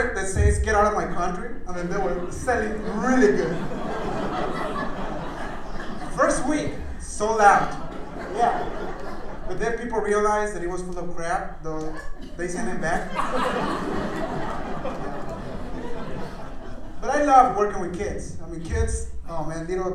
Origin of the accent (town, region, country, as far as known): Mexico; now in Arizona, United States